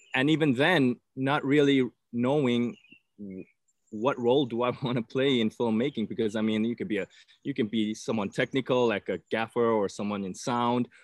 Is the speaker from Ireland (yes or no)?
no; South Africa; moved away; I'm originally from South Africa